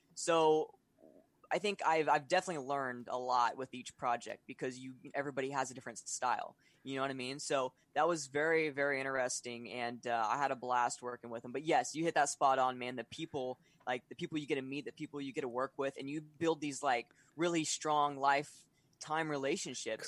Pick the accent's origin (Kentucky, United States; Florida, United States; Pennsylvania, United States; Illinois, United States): Florida, United States; also born or lived in Atlanta, Georgia; I'm from Florida